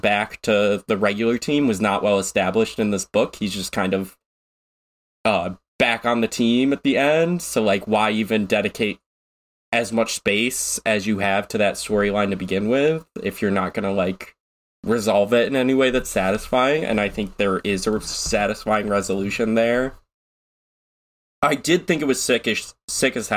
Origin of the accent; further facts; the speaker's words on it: United States; I'm American